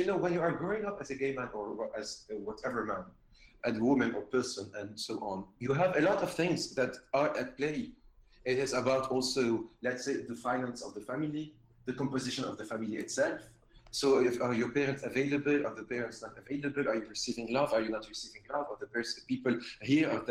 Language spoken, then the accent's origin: English; Lebanon; I'm Lebanese, I come from Lebanon